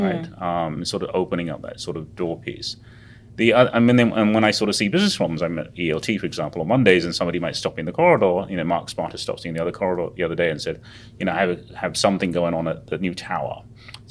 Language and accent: English; England, United Kingdom; moved away as an adult; also born or lived in Uganda / India; now in United States; I was born in Uganda, which is a long way away in Africa, and then actually refugees to England at the time. So I grew up in England, and then went to school in India for a while, and went back to England